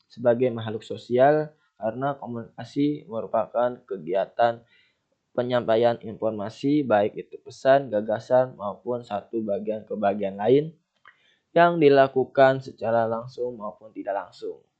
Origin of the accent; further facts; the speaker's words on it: Jakarta, Indonesia; Misalkan ayah saya berasal dari Jawa, ibu saya berasal dari Sunda, dan saya sendiri berasal dari Jakarta.